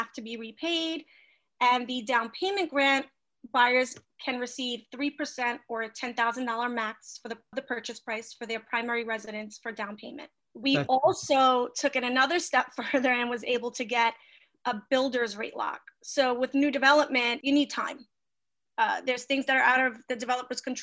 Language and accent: English; New York City, New York, United States; I grew up on Hick Street right off of DeGraw.